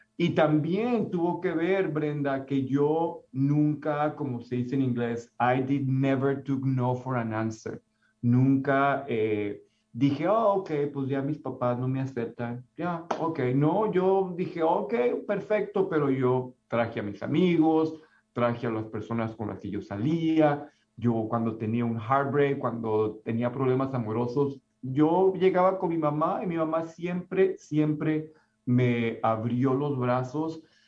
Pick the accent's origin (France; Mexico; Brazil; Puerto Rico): Mexico; now in Concord, United States; mi identidad como latino, como mi identidad como mexicano